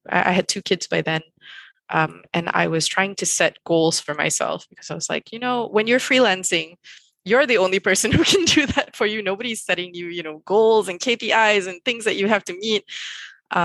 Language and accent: English; Malaysia; I grew up in Malaysia